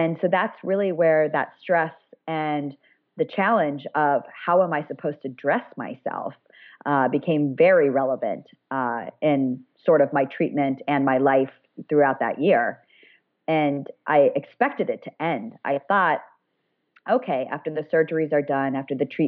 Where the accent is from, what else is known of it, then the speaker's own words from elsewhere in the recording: Ohio, United States; moved away as an adult; also born or lived in Colorado; my hometown in Ohio